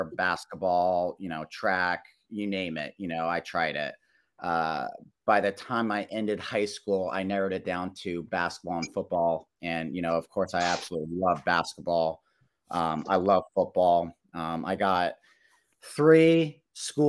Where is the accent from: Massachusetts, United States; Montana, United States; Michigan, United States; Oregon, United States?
Oregon, United States; Medford; moved away as an adult; also born or lived in Portland, Oregon; now in Stockholm, Sweden; a high school football coach in my hometown of Medford, Oregon